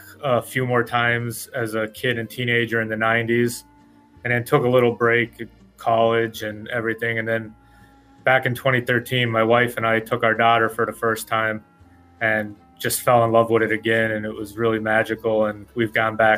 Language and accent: English; Wilkes-Barre Scranton area, Northeast Pennsylvania, United States; as a kid growing up in Pennsylvania